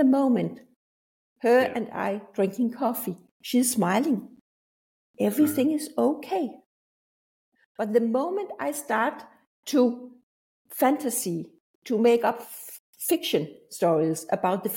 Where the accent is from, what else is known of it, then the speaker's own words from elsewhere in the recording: Denmark; I'm from Denmark